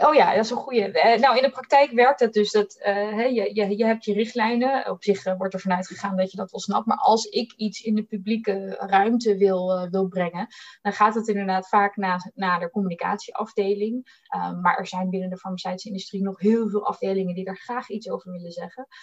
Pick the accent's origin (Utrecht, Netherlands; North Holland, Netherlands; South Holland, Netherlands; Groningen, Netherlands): South Holland, Netherlands; Bollenstreek; moved away as an adult; now in Amsterdam, Netherlands; ik kom uit de Boddenstreek. heel erg Hollands opgegroeid tussen de tulpenvelden